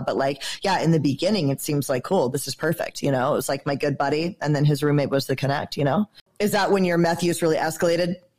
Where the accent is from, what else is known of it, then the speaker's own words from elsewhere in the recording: Georgia, United States; I'm from Georgia.